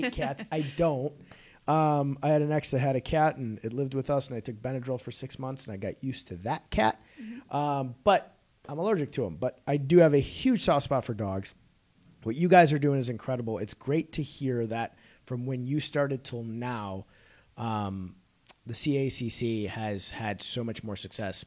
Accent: Chicago, Illinois, United States; I'm from Chicago, too

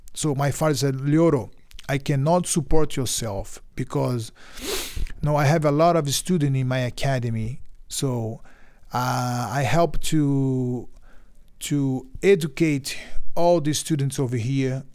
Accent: Belém, Pará, Brazil; English is a second language; also born or lived in Bahia, Brazil; every summer we went to Bahia where I where I born, where I was born in Bahia, because we moved to Belém

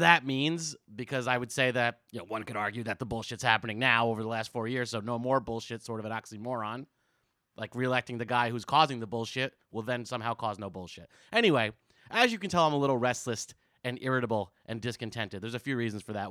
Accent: New Jersey, United States; also born or lived in San Francisco; now in New York, United States; I grew up in Jersey

